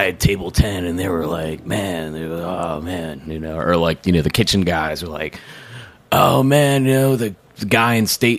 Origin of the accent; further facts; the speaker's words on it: Milwaukee, Wisconsin, United States; moved away; I'm from Wisconsin, so you know, I'm from Milwaukee